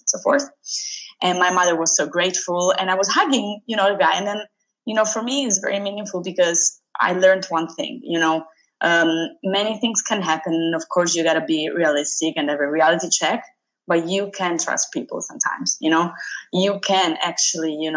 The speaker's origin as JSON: {"language": "English", "region": "Sicily", "country": "Italy", "tie": "born or raised there", "said": "I grew up in Sicily"}